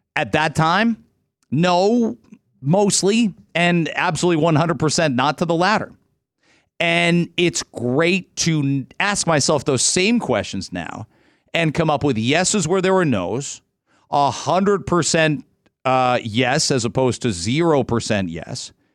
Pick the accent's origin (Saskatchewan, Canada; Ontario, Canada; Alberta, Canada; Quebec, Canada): Ontario, Canada; I'm an Ontario kid